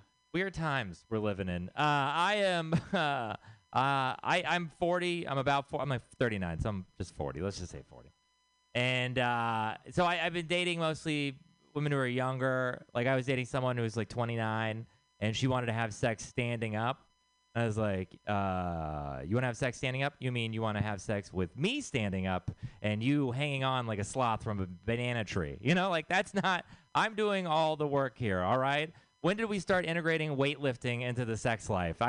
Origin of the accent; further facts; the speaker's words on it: Texas, United States; moved away; I am from Texas